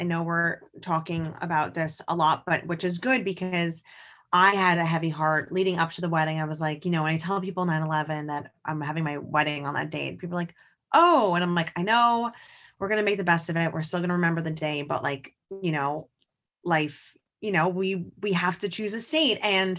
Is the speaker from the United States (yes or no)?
yes; New York, United States; because as a New Yorker, it is a day I'll always remember as a second grader.